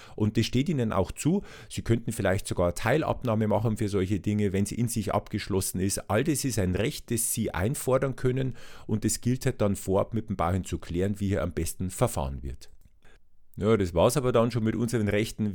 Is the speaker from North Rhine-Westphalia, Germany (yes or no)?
no; Regensburg, Bavaria, Germany; ich bin ja in Regensburg aufgewachsen